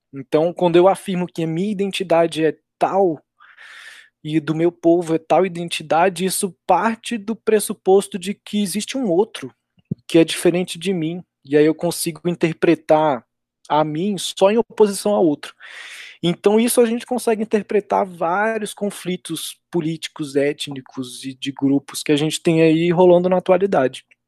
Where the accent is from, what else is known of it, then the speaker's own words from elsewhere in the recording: Brazil; nós mesmos brasileiros